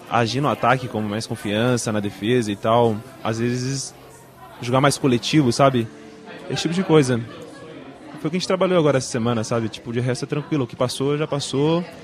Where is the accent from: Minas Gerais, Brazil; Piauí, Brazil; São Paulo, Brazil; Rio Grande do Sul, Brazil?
São Paulo, Brazil; Mogi Guaçu; now in Caxias do Sul, Brazil; na real eu sou de Mogi Guaçu. Todo mundo acha que eu sou de Mogi das Cruzes.